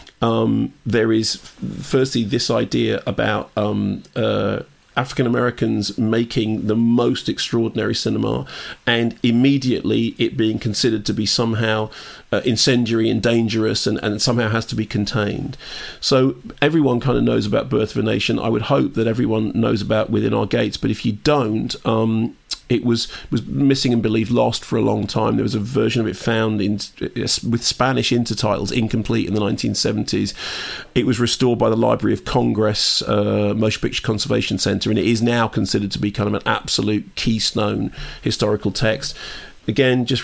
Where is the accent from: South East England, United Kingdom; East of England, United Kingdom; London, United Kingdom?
London, United Kingdom; I grew up in Finchley